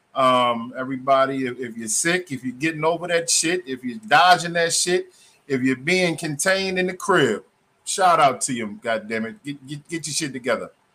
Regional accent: Maryland, United States; also born or lived in Spartanburg, South Carolina; we are from Maryland. I'm from Maryland

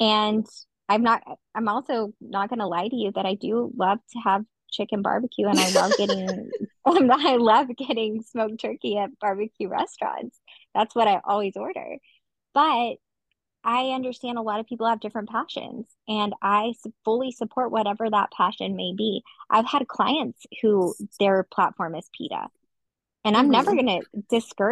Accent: Texas, United States; also born or lived in Oklahoma; I'm from Oklahoma and I grew up in Texas

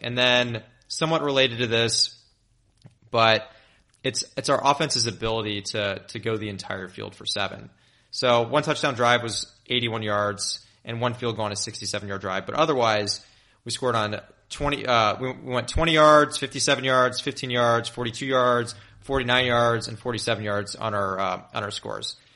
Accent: Memphis, Tennessee, United States; moved away; my hometown is in Memphis

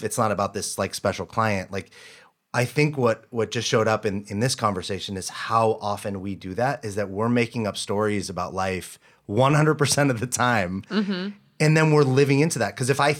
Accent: the South, United States; I was born in the South. Basically, I'm a guy from the South.

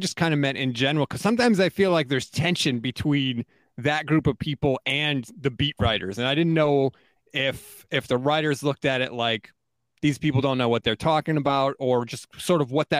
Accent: East Coast, United States; but I live on the East Coast. I was born and raised on the East Coast. I have a very East Coast mentality when it comes to sports fandom.

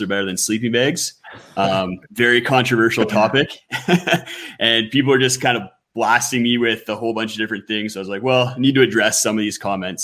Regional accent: Ontario, Canada; now in Western Canada; I grew up on the East Coast in mm-hmm. Ontario

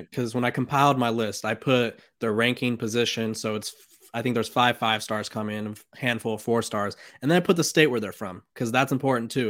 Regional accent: California, United States; I'm from California.

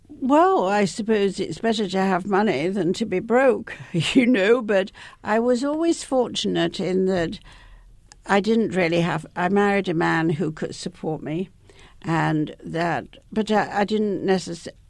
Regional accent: Leeds, Yorkshire and the Humber, United Kingdom; I was growing up in, in the north of England, where I come from, and of course, I come from Leeds.

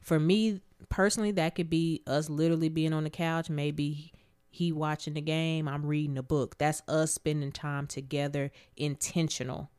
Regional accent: Abilene, Texas, United States; moved away; I'm originally from Abilene, Texas

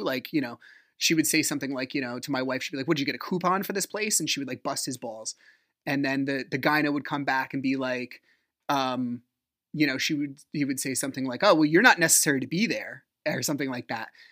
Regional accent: New Jersey, United States; I'm from Jersey

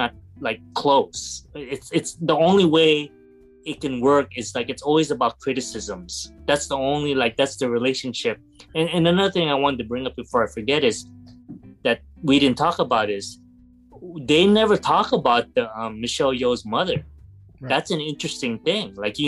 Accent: Philippines; I'm a Filipino

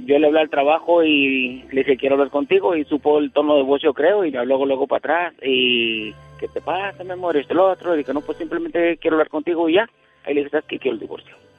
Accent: Chihuahua, Mexico; now in Roswell, United States; soy de Chihuahua

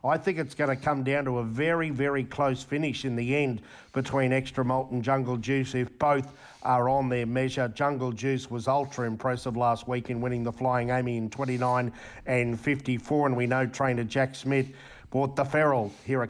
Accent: Queensland, Australia; We're dyed-in-the-wool Queenslander

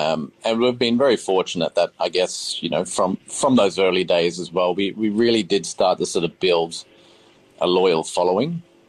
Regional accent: Queensland, Australia; I'm the oldest of six boys. So I come from Queensland and we never really ate out at all.

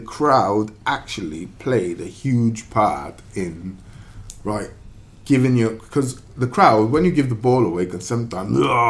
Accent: Wales, United Kingdom; Number one, we're Welsh. Right? Two, we come with a reputation. Cardiff.

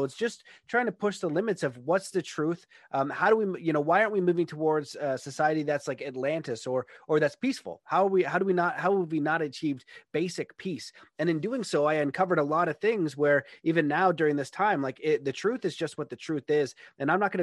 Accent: Canada; where I grew up in Canada is very nice, middle-class neighborhood

